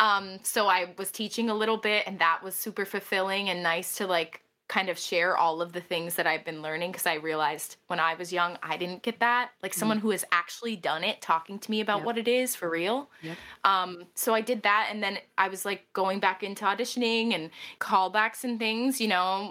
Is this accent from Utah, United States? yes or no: no; Wilkes-Barre, Pennsylvania, United States; now in New York City, United States; I'm from Wilkes-Barre, Scranton, Pennsylvania. Living in New York City